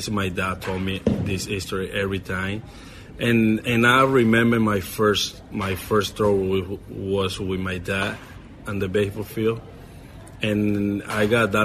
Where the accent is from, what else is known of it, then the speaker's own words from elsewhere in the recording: Puerto Ordaz, Bolívar, Venezuela; English is a second language; moved away as an adult; I was born in Puerto Ordaz in Venezuela.